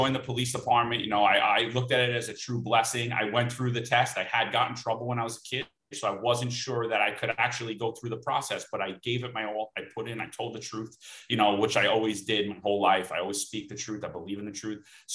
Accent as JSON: {"language": "English", "town": "New York City", "region": "New York", "country": "United States", "tie": "born or raised there", "said": "I grew up in Bensonhurst, Brooklyn"}